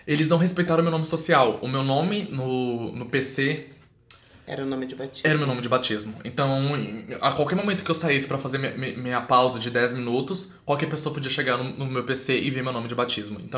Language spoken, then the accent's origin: Portuguese; Goiânia, Goiás, Brazil; also born or lived in Alagoas; now in Porto Alegre, Brazil; Não sou daqui, sou de Goiânia, mas não nasci em Goiânia, nasci em Alagoas, como eu disse.